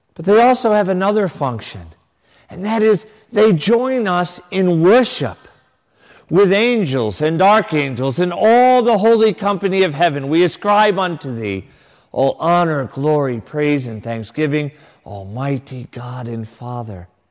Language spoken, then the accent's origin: English; Connecticut, United States; a young boy growing up in Connecticut